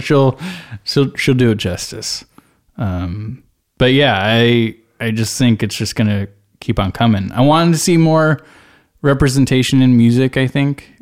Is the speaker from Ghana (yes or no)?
no; Bay Area, California, United States; I'm from the Bay Area.